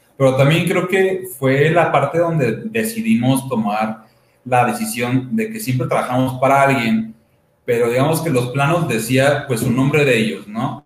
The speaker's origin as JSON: {"language": "Spanish", "town": "Toluca", "region": "State of Mexico", "country": "Mexico", "said": "soy de Toluca"}